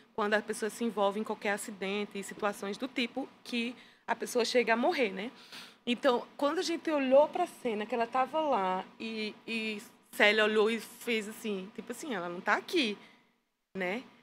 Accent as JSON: {"language": "Portuguese", "town": "Petrolina", "region": "Pernambuco", "country": "Brazil", "tie": "born or raised there", "also_born_or_lived": "Campina Grande / Angola", "moved": "as an adult", "said": "eu sou natural de Petrolina, Pernambuco"}